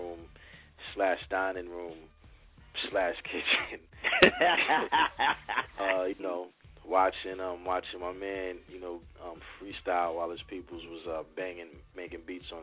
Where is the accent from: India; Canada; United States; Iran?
United States; New Brunswick, New Jersey; I'm from New Brunswick, New Jersey